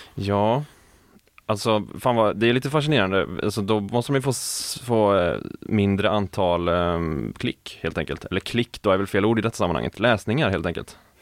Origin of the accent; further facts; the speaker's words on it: Skaraborg, Västra Götaland, Sweden; inte min hemstad, men min hemregion, Skaraborg